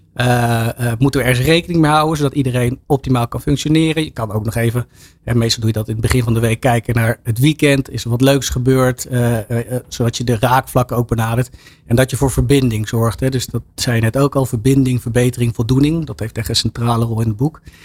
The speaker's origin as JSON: {"language": "Dutch", "town": "Laren", "region": "North Holland", "country": "Netherlands", "said": "ik kom uit Laren, hier om de hoek"}